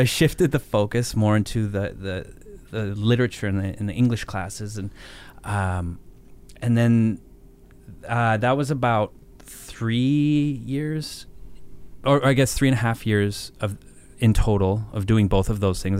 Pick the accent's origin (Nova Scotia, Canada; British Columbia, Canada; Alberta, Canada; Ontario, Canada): Alberta, Canada; Banff; I was born in Banff